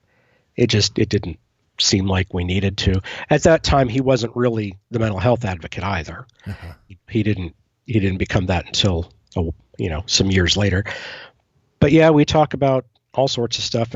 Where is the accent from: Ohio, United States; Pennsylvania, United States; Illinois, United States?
Pennsylvania, United States; moved away; my hometown in Pennsylvania